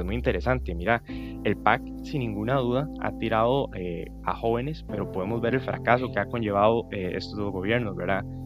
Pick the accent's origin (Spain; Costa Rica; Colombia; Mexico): Costa Rica; Alajuela; soy de Alajuela